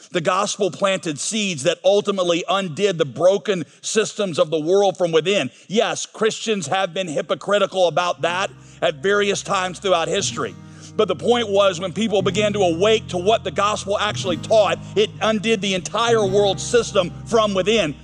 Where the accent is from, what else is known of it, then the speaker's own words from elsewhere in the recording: United States; I'm an American through and through.